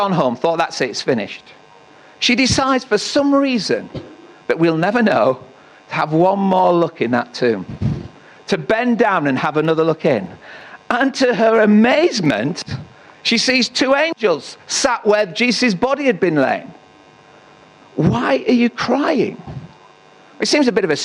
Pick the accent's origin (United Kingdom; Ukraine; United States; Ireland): United Kingdom; Northallerton, Yorkshire and the Humber; I was in Tesco's in North Allerton, my hometown